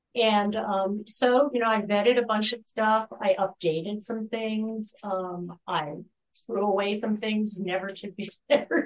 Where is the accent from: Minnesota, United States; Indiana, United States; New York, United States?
New York, United States; New York City; moved away; also born or lived in Massachusetts; I'm from the New York.